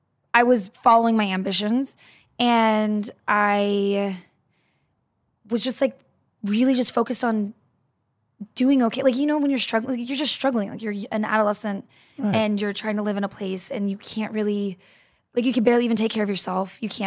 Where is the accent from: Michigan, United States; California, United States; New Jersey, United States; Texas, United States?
Texas, United States; I'm from Texas.